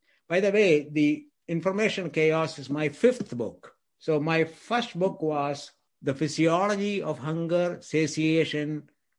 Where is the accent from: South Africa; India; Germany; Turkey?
India; moved away as an adult; also born or lived in Scotland / Texas; now in United States; I grew up in India. I went to medical school in India.